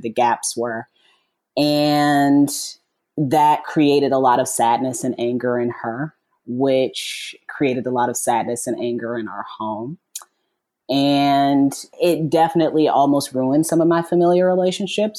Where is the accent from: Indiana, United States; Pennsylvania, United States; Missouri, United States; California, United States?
Indiana, United States; I'm from Indiana, mm-hmm. born and raised